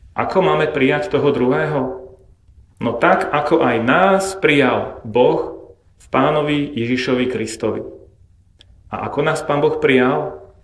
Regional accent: Bratislava, Bratislava Region, Slovakia; ja som zase z Bratislavy

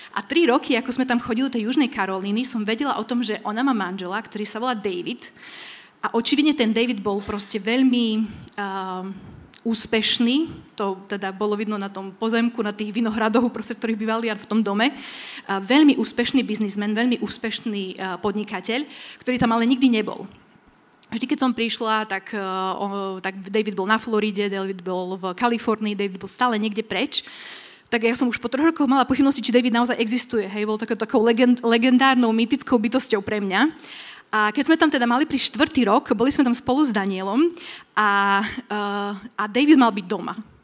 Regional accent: Kuková, Prešov Region, Slovakia; som uh, pôvodom z Kukovej

